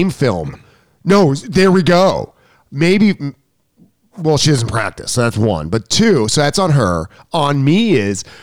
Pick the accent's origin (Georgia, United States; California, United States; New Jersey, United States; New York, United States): New York, United States; I'm a New Yorker. Yeah, hurry up. New York minute.